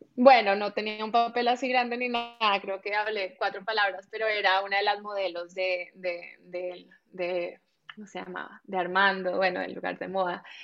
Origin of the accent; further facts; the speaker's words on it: Colombia; moved away as an adult; Soy colombiana, nací y crecí en Colombia, viví ahí mis primeros veinte años